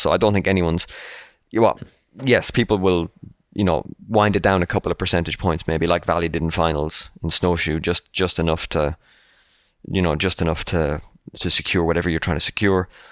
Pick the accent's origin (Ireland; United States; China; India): Ireland; as an Irishman myself